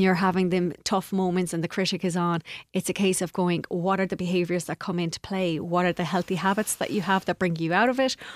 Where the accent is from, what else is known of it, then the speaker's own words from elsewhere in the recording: Castlegar, Connacht, Ireland; I'm from, uh, Castlegar.